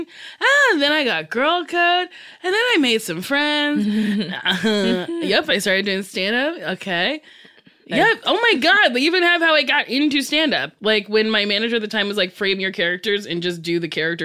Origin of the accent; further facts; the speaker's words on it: New Jersey, United States; I was born and raised in Jersey.